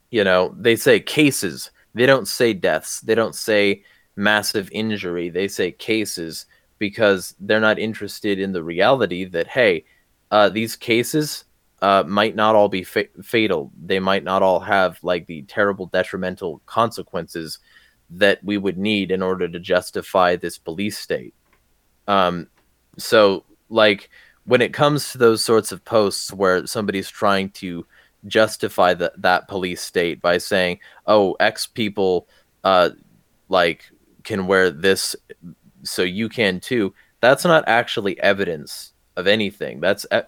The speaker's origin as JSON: {"language": "English", "region": "the Southern California desert", "country": "United States", "tie": "born or raised there", "said": "I grew up in the SoCal desert"}